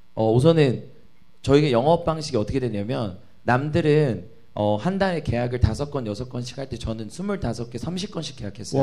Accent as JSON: {"language": "Korean", "town": "Anyang", "region": "Gyeonggi Province", "country": "South Korea", "tie": "born or raised there", "said": "제가 안양 출신이니까"}